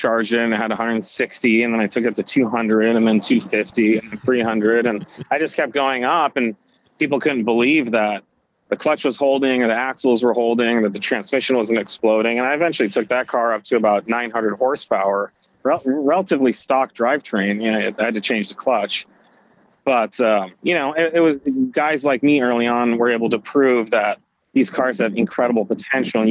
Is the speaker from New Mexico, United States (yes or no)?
no; Silicon Valley, California, United States; I'm from Silicon Valley